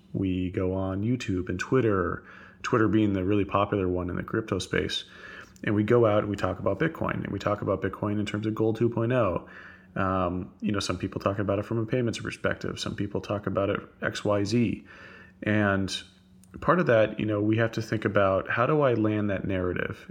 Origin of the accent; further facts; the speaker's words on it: Texas, United States; I'm a Texan